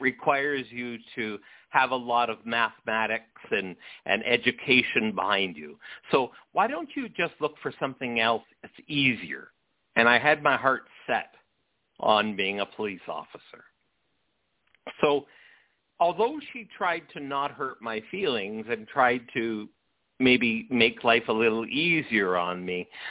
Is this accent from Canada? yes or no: yes; St. Catharines, Ontario, Canada; I grew up outside of Niagara Falls in a little city called St. Catharines